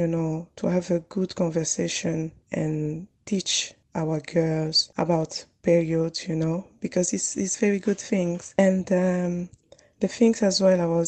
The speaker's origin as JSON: {"language": "English", "country": "DR Congo", "moved": "yes", "lives_now": "Manchester, United Kingdom", "said": "I'm from Congo DRC, is a Central Africa"}